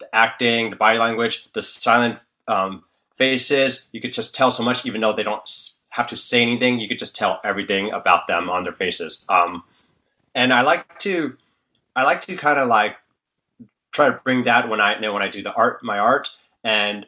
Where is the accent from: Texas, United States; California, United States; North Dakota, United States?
California, United States; Bay Area; I was born and raised in the Bay Area of California.